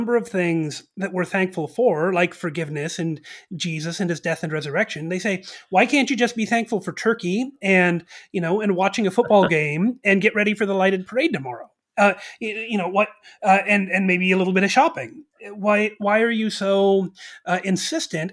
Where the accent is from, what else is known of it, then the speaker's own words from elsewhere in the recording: United States; As American Christians